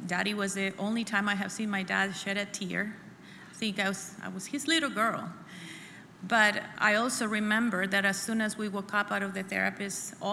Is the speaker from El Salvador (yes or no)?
yes; El Salvador; moved away as an adult; now in United States; I was born and raised in El Salvador until I was 21. So I come here when I'm 21